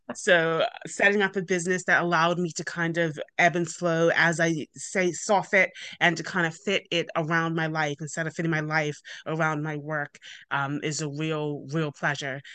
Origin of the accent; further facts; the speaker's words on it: Bermuda; moved away; I'm originally from Bermuda, hence the accent.